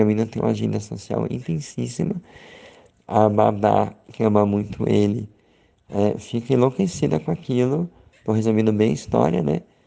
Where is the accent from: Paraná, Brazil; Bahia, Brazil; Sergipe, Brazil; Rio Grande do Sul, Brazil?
Sergipe, Brazil; Aracaju; moved away; eu tô aqui em Aracaju, em Sergipe, na minha terra natal